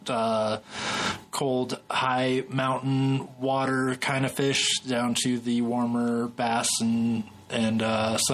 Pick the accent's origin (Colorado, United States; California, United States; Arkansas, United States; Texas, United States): Colorado, United States; I grew up around here, trout fishing my whole life